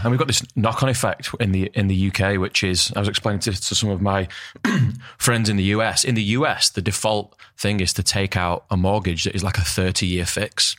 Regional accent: Northern England, United Kingdom; Northern England where we're from

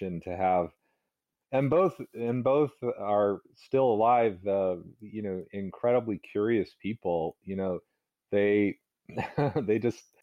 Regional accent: Northern Virginia, United States; also born or lived in New Hampshire / Massachusetts; now in Rhode Island, United States; I was brought up in Northern Virginia

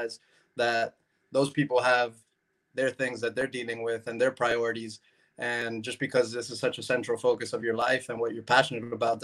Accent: Miami, Florida, United States; I was born in Miami. I was born here, born and raised, went to school here, went to college here

